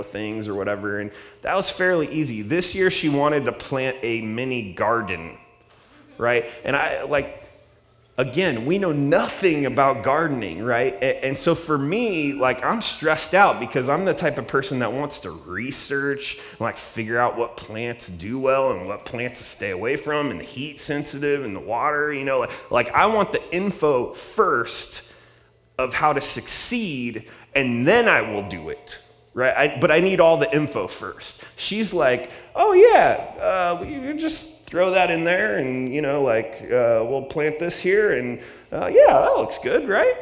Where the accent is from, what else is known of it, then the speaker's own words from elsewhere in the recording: Columbus, Ohio, United States; now in Redlands, United States; I grew up in Columbus, Ohio